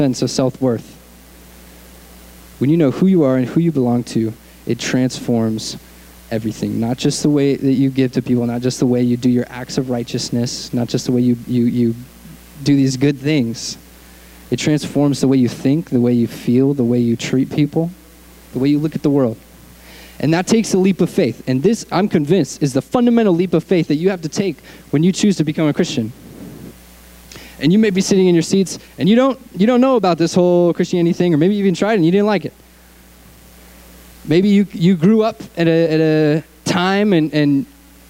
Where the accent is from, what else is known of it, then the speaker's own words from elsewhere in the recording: Connecticut, United States; moved away as an adult; also born or lived in Arkansas; now in Southern California, United States; I grew up in Connecticut, on the East Coast, like next to New York City.